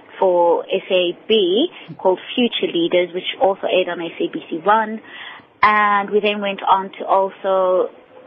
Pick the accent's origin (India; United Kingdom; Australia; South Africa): South Africa